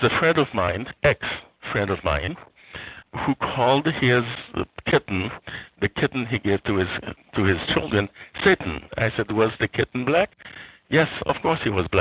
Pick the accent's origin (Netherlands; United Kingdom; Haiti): Haiti; I grew up in Haiti in a well-to-do family.